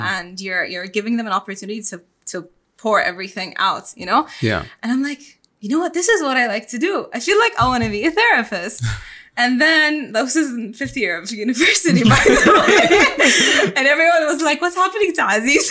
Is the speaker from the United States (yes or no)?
no; Bahrain; moved away as an adult; also born or lived in Ras Al Khaimah, UAE; I'm born and raised in Bahrain. I'm Bahraini